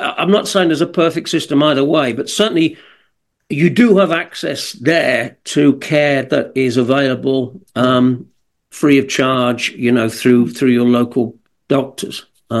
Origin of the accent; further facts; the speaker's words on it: West Midlands, United Kingdom; accent: Birmingham; But I grew up kind of 20 miles and have that strong a Birmingham accent.